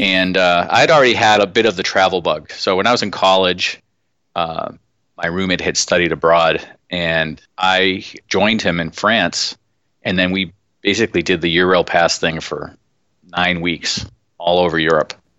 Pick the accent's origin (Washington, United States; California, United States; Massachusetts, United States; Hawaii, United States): Massachusetts, United States; I grew up in Massachusetts.